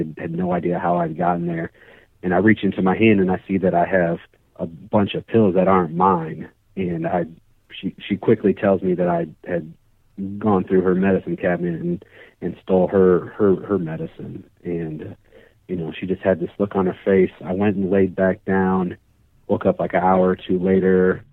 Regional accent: Indianapolis, Indiana, United States; I am from the Indianapolis, Indiana area. I live in a suburb just north of Indianapolis

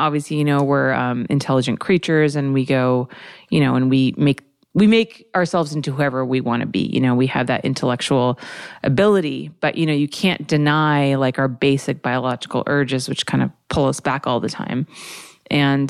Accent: United States; growing up with parents who are not from here and growing up in America

